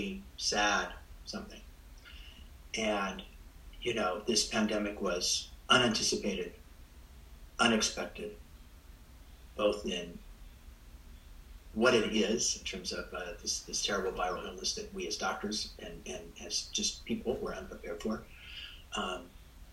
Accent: Spreckels, California, United States; I grew up in Spreckles

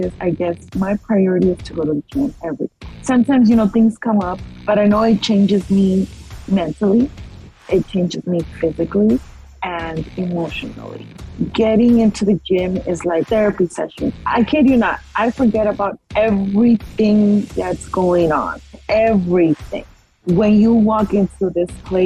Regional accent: Monrovia, California, United States; also born or lived in Mexico City, Mexico; we stayed here, and I grew up in the lovely city of Monrovia

